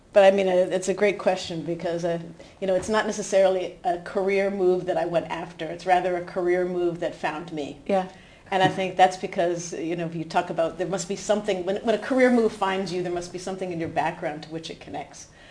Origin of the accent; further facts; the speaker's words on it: New Hampshire, United States; moved away as an adult; also born or lived in Aarhus, Denmark; now in Denmark; maybe you could hear from my accent that I'm from the U.S. still, despite living in Denmark 25 years. But I grew up in New Hampshire